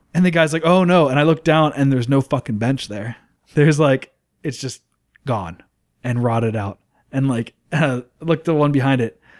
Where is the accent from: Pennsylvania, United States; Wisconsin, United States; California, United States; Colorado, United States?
Pennsylvania, United States; Plum; I grew up in Plumborough